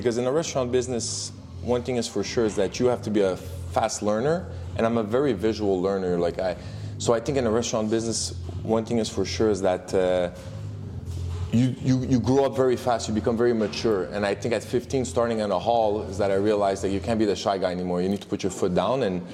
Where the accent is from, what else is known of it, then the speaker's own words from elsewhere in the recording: Montreal, Quebec, Canada; growing up in Montreal, went to French school